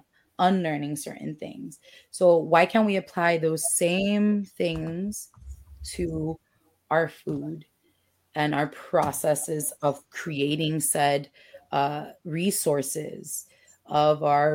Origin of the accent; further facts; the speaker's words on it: Dominican Republic; moved away; I grew up in DR, and over there, the stoves are still gas